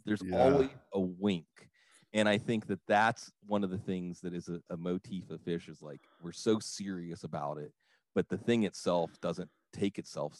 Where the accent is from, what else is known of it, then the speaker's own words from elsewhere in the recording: Washington, Pennsylvania, United States; moved away as an adult; we would drive down the back road from Washington, PA to Burgettstown, PA, which is where my dad's side of my family settled originally.